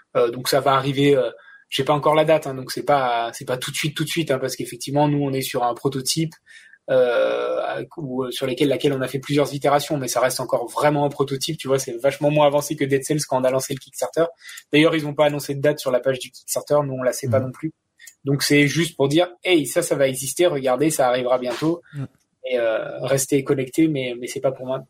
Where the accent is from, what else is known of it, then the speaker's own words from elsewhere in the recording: France; je suis français